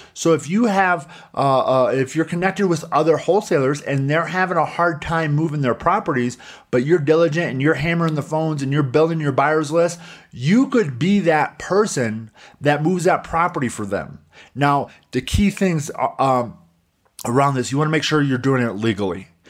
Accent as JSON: {"language": "English", "town": "Coutts", "region": "Indiana", "country": "United States", "tie": "born or raised there", "moved": "yes", "said": "a small little town like my hometown in Coutts, Indiana"}